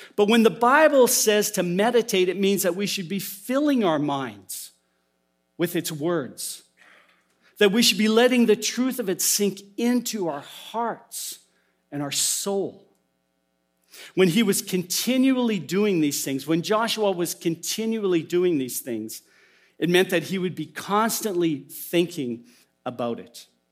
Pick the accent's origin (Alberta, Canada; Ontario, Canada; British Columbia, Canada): Alberta, Canada; as a young boy in the church I grew up in in Alberta